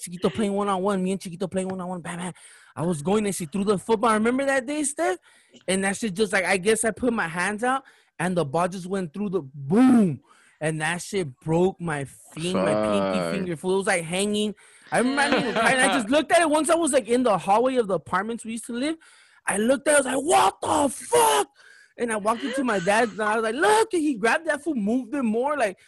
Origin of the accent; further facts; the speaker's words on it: Wilmington, California, United States; also born or lived in Ensenada, Mexico; growing up in Wilmington